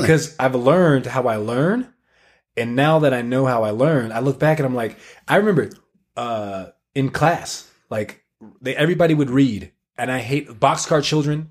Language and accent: English; Tallahassee, Florida, United States; moved away as an adult; now in Utah, United States; we grew up in Tallahassee, small town